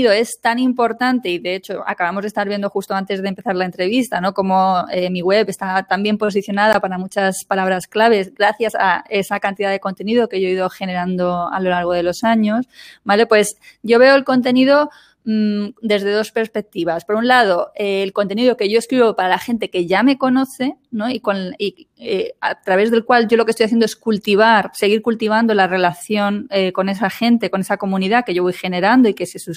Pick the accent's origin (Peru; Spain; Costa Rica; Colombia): Spain; yo soy profesora de español, soy española, profesora de español para alemanes